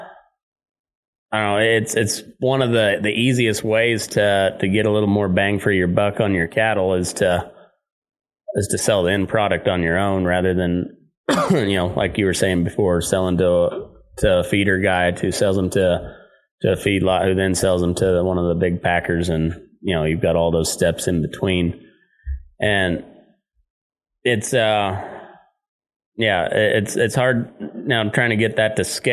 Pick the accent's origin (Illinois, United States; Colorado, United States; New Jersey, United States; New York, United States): Colorado, United States; Southeast; I grew up in Southeast Colorado